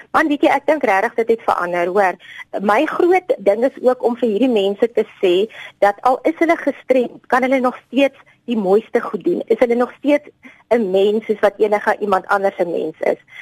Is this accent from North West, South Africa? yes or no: no; Bloemfontein, Free State, South Africa; Ek is maar 'n bloemfonteiner. Ek het maar hier groot geword.